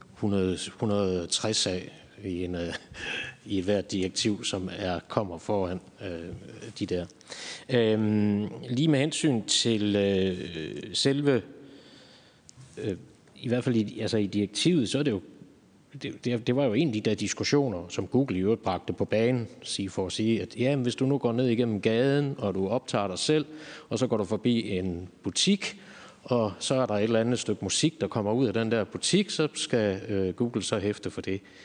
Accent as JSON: {"language": "Danish", "country": "Germany", "moved": "yes", "lives_now": "Denmark", "said": "jeg er tysker, så jeg søger en del på tyske øh, sider"}